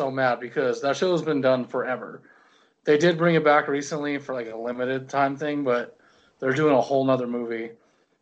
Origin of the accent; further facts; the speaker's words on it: United States; I was born in America